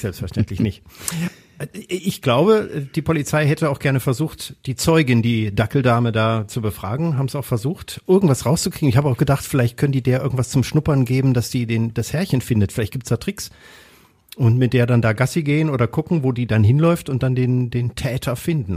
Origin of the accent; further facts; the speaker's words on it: Kassel, Hesse, Germany; now in Essen, Germany; in meiner Heimatstadt, in Kassel ursprünglich bin ich da geboren